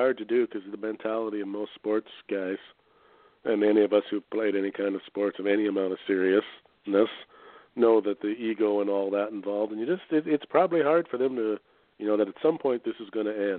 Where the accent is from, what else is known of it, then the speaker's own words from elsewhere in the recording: Canada; I'm a Canadian